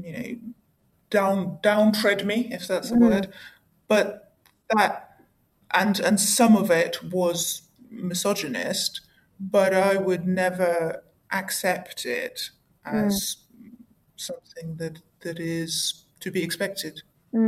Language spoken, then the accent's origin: English; Russia; moved away; I'm not English or American. I actually was born and raised in Soviet Russia